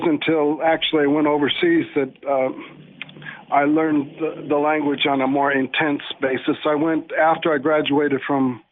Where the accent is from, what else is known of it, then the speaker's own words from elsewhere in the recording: Los Angeles, California, United States; I was born in Canoga Park, California